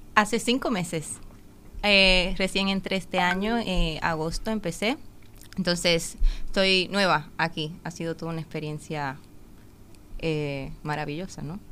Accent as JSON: {"language": "Spanish", "country": "Dominican Republic", "tie": "born or raised there", "also_born_or_lived": "Cincinnati, Ohio, United States / Sibiu, Romania", "moved": "as an adult", "lives_now": "Uruguay", "said": "a vivir allí cuando tenía ocho meses de edad. Entonces ah. me crié toda la vida y entonces me siento dominicana"}